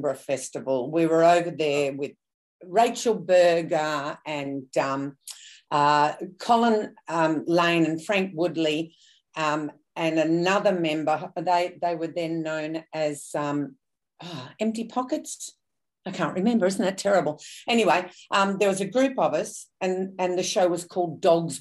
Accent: Sydney, New South Wales, Australia; also born or lived in Melbourne; I grew up in Sydney. I was born in the eastern suburbs

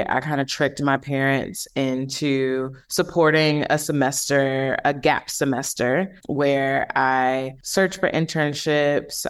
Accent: Milwaukee, Wisconsin, United States; moved away; also born or lived in Illinois / Brooklyn, New York; I'm originally from Milwaukee, Wisconsin. I was born in Illinois. Both of my parents are from Chicago, but I grew up there in Milwaukee.

